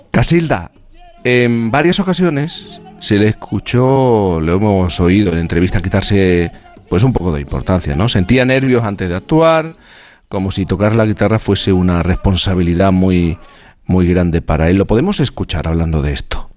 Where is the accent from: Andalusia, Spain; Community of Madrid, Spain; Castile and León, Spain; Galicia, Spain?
Andalusia, Spain; Jerez de la Frontera; yo que soy de Jerez